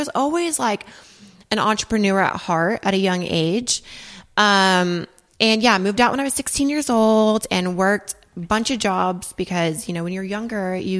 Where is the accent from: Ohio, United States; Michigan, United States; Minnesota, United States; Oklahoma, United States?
Oklahoma, United States; now in Dallas, United States; Well, I mean, I live in Dallas now, but I'm from Oklahoma.